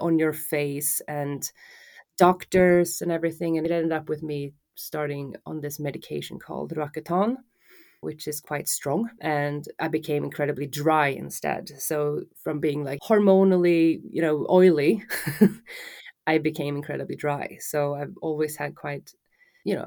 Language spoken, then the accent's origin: English; Stockholm, Stockholm County, Sweden; I'm born and raised in Stockholm, Sweden